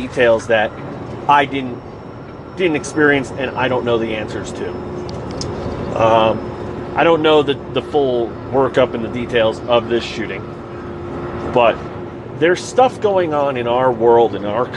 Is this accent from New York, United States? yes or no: yes; New York, United States; moved away as an adult; also born or lived in Texas / Kansas / Florida / Missouri; now in Colorado, United States; I'm originally from New York. I am now currently a resident in Colorado